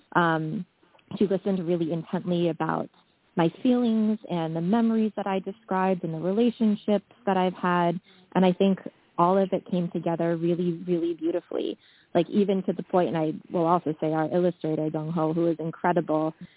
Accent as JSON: {"language": "English", "town": "Washington", "region": "District of Columbia", "country": "United States", "tie": "born or raised there", "also_born_or_lived": "South Korea", "said": "I was adopted to a white presenting Jewish family in Washington, D.C. when I was around five or six months old"}